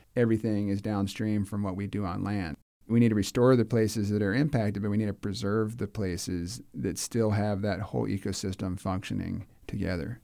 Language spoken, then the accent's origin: English; Clearwater, Florida, United States; I grew up in Clearwater